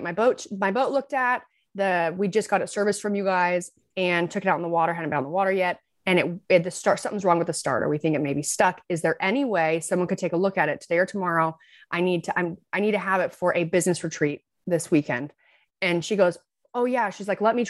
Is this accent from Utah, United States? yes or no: yes; Southern Utah, United States; I'm from Southern Utah